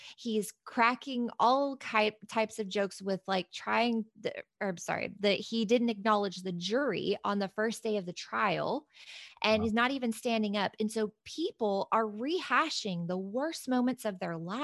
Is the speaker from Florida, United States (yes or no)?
no; Kentucky, United States; I'm from Kentucky. I mean, we are like huggers and bless your hearts and all that stuff, right? But this same Kentucky bless your heart girl